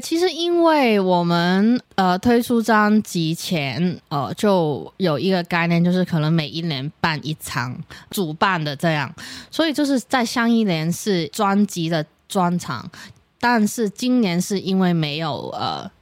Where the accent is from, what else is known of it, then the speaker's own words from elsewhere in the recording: Hong Kong; moved away as an adult; now in Taiwan; 我是，呃，来自香港的一个女生